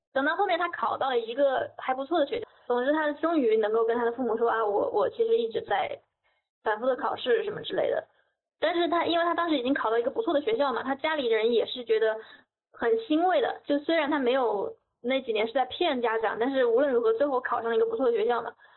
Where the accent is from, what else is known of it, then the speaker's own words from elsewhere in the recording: Hubei, China; 我是湖北的